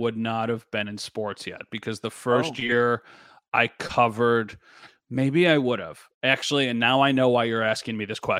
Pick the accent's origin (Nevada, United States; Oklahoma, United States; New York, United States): New York, United States; Wheatfield; I grew up in the Wheatfield area, and there's Platters now, which is awesome ice cream.